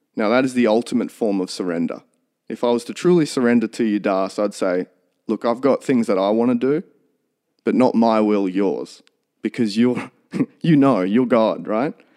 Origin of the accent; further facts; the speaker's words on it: Toowoomba, Queensland, Australia; also born or lived in St George, Queensland / Highfields, Queensland; I was born in Saint George out west, and we moved to Highfields, not far from where I live now, when I was two. So I've always lived in, in Toowoomba.